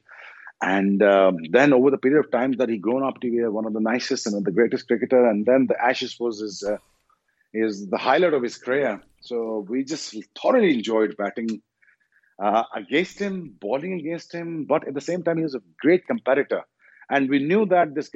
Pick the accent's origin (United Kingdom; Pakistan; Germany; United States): Pakistan; as a Pakistani